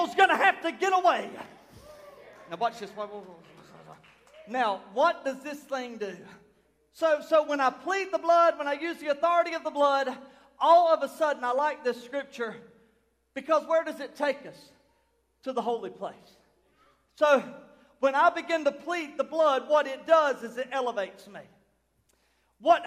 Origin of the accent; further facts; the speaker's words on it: United States; I was born in Chesterfield County, April the 18th in the year 1983